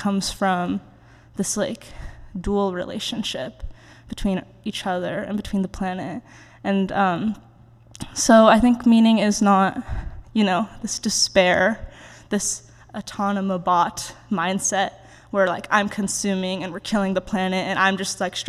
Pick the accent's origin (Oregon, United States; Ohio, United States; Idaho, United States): Oregon, United States; moved away as an adult; now in Virginia, United States; growing up in Oregon